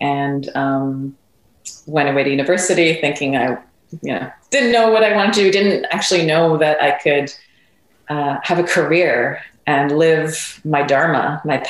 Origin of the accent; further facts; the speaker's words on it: Montreal, Quebec, Canada; I'm from Montreal, Canada.